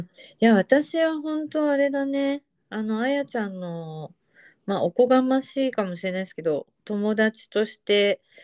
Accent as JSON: {"language": "Japanese", "country": "Japan", "tie": "born or raised there", "accent": "standard Japanese"}